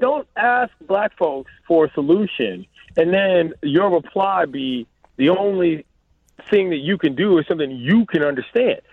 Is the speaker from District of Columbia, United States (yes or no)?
yes; Washington, District of Columbia, United States; now in Los Angeles, United States; my hometown